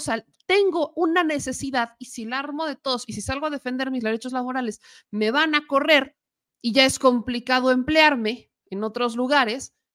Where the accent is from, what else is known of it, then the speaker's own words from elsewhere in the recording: Mexico; el por qué como mexicanos o como empleados no nos manifestamos, pues porque está en riesgo el trabajo